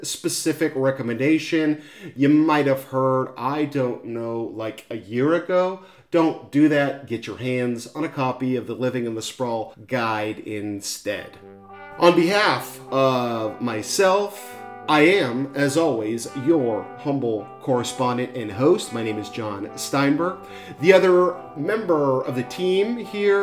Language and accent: English; Newport Beach, California, United States; Newport Beach, my hometown